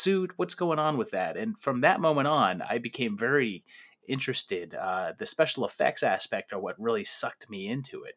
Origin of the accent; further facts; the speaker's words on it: Pittsburgh, Pennsylvania, United States; I grew up in Pittsburgh